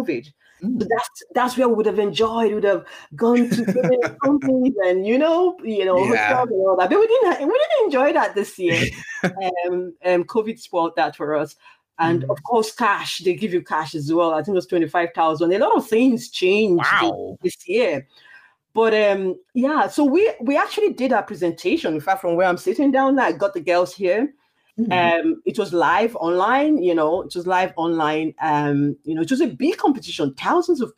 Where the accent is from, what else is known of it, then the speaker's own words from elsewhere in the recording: Nigeria; now in Ireland; I was born in Nigeria. I'm a Nigerian. But of course, I've lived in Ireland for quite a while now